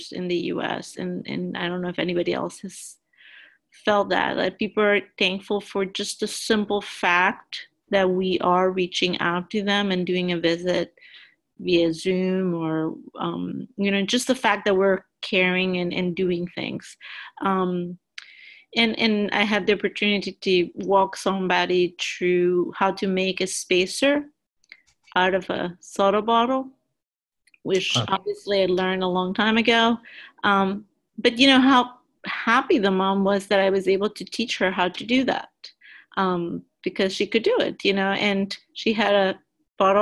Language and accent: English; Panama; now in United States; I'm originally from Panama